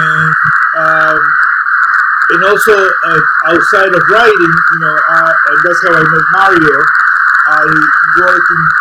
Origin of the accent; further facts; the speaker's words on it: Buenos Aires, Argentina; moved away; So I'm originally from Buenos Aires, Argentina.